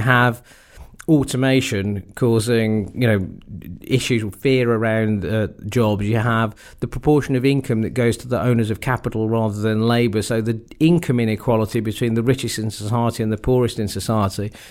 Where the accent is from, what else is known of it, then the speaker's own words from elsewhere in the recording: Wolverhampton, West Midlands, United Kingdom; I was born and brought up in Wolverhampton